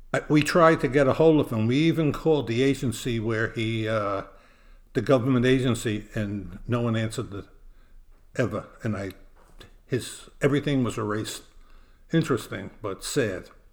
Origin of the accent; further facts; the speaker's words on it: New York City, New York, United States; now in New Jersey, United States; Growing up in Brooklyn, New York, we never had the money to travel